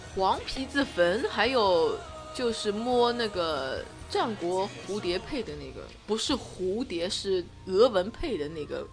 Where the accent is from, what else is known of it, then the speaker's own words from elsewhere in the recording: China; 作为中国人来说